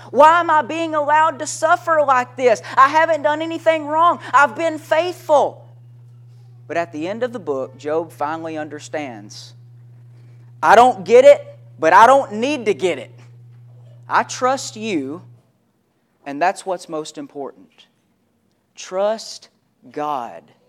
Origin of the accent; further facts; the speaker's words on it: Henderson, Tennessee, United States; I was a kid growing up in Henderson, Tennessee, is where I was living at the time